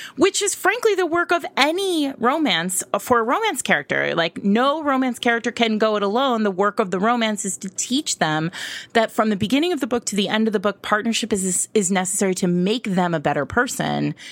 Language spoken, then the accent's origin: English; New England, United States; now in New York City, United States; I grew up in New England and now I live in New York City